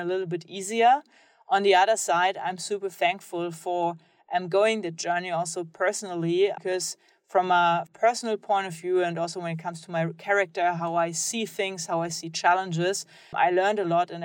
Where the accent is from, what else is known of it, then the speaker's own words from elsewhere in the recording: Germany; I grew up in Germany